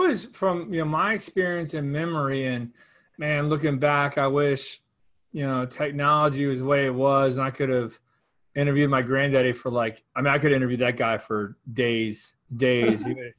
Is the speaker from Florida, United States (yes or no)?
yes; Cape Coral, Florida, United States; I was born and raised in North Cape Coral. My mom was, and my granddaddy and his parents settled in North Cape Coral. Nelson Road is named after them.